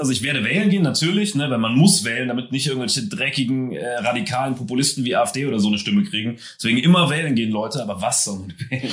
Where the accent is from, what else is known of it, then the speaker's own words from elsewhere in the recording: Trier / Eifel area, Rhineland-Palatinate, Germany; moved away; Ich bin ja auch in der Ecke aufgewachsen, eine halbe Stunde von der, dreiviertel Stunde weg.